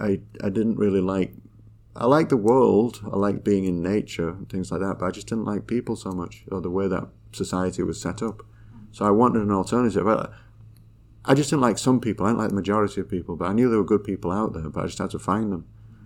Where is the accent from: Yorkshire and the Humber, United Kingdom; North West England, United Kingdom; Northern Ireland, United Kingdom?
Yorkshire and the Humber, United Kingdom; moved away; we moved away from Yorkshire, but there was a lot of kind of like, I was always different